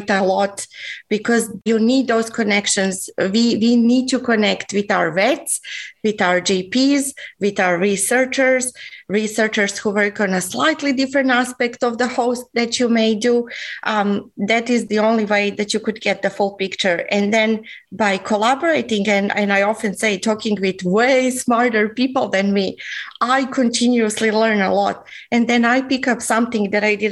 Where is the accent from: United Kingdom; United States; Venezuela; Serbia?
Serbia; Belgrade; English is a second language; moved away as an adult; also born or lived in Australia; now in Sunshine Coast, Australia; I'm actually not originally from Australia. I come from Belgrade, Serbia.